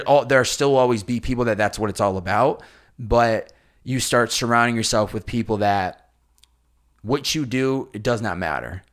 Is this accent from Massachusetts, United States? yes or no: yes; Massachusetts, United States; I grew up in Massachusetts